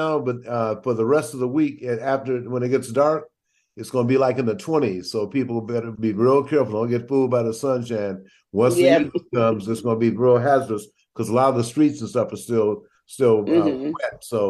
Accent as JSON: {"language": "English", "region": "Louisiana", "country": "United States", "tie": "born or raised there", "moved": "yes", "said": "especially in my home state of Louisiana"}